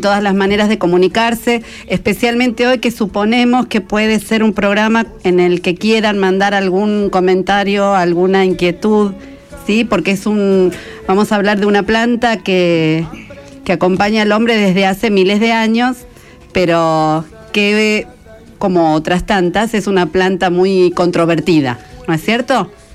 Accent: Merlo, Buenos Aires Province, Argentina; Mañana ya por mis pagos por Merlo

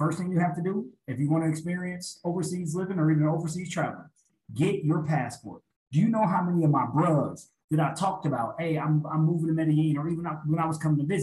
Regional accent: Illinois, United States; moved away as an adult; also born or lived in Texas; I always said I never wanted to live where I'm from. That's why I moved from Illinois to Texas

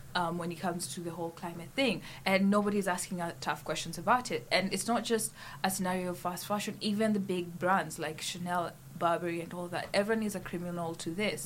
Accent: Kenya; moved away as an adult; now in St Andrews, United Kingdom; I came from Kenya

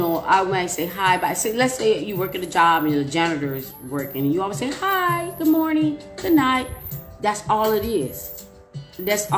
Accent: Chicago, Illinois, United States; moved away; also born or lived in Glendale Heights, Illinois / Aurora, Illinois; And I'm from Chicago.

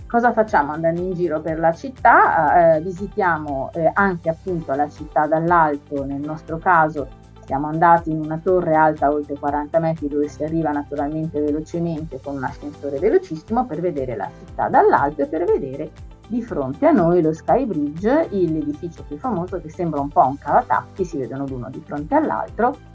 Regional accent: Venice, Veneto, Italy; Io sono una tamestre che è quel posto vicino a Venezia dove si arriva e si parte normalmente, un luogo di passaggio che permette a tutti noi mestrini

